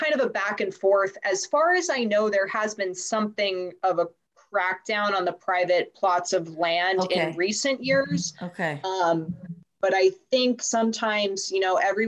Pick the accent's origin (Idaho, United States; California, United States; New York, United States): New York, United States; New York City; I'm from New York City